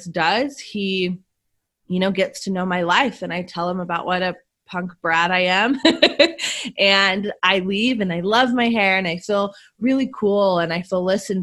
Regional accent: Las Vegas, Nevada, United States; born and raised in Las Vegas, and I was a really troubled kid and teenager. I was sent to live with different families from 11 years old on up

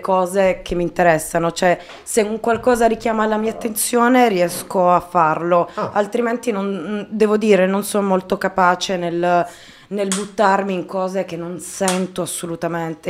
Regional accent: Taranto, Apulia, Italy; ho scritto per un giornale nella mia città natale, Taranto

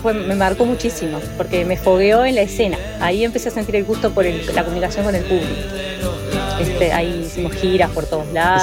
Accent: Montevideo, Uruguay; moved away; yo soy montevideana, nací y me crié en Positos

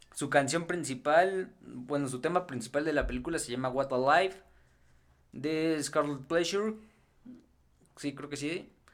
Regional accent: Mexico; los que somos aquí de México

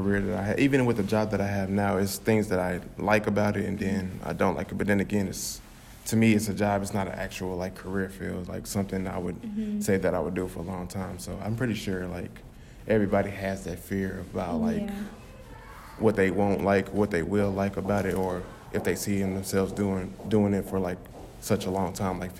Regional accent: Dallas, Texas, United States; I came from South Oak Cliff and it's pretty much like majority black.

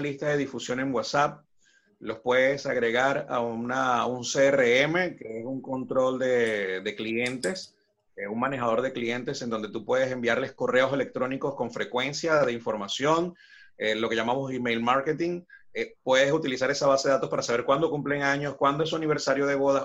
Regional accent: Ciudad Bolívar, Bolívar, Venezuela; moved away as an adult; now in Buenos Aires, Argentina; Ciudad Bolívar, en la ciudad donde soy de Venezuela.

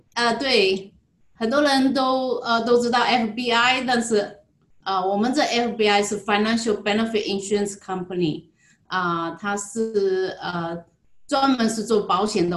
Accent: Jinhua, Zhejiang, China; moved away as an adult; now in Hawaii, United States; 我来自浙江金华。嗯，金华火腿是我们家乡最出名的，我想很多人都知道。我来夏威夷呢，已经有十一年了

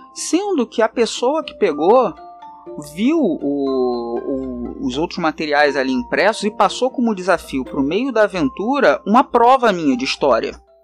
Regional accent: Rio de Janeiro, Brazil; accent: carioca; o sotaque já diz, né, que eu sou do Rio de Janeiro, não tem como negar, né, esse, esse S chiado e esse R também.

